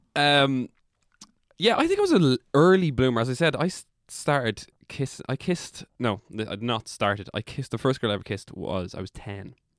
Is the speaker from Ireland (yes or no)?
yes; Drogheda, Leinster, Ireland; accent: Drogheda; that's my Drogheda accent